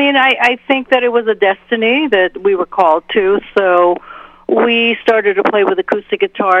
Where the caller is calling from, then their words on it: Goshen, Massachusetts, United States; Goshen, Massachusetts, where I live at on the IMA property, where we do our rock and roll girls camps